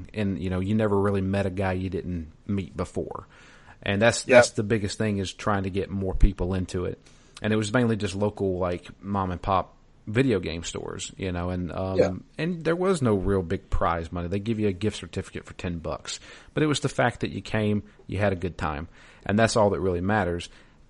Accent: Athens, Georgia, United States; I'm from Athens, Georgia

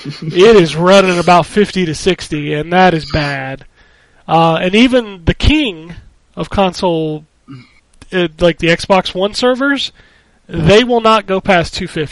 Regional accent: Philippines; English is a second language; it will be a lot worse reception back in my home country of the Philippines.

